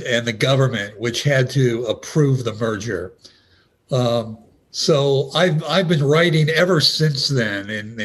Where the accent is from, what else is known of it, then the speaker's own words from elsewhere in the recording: Youngstown, Ohio, United States; growing up in Youngstown